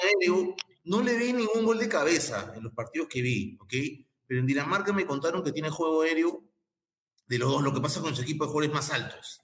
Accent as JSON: {"language": "Spanish", "country": "Peru", "said": "siento alegría como peruano"}